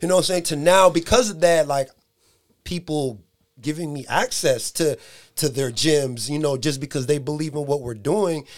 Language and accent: English; San Diego, California, United States; moved away as an adult; now in Dixon, United States; I'm from San Diego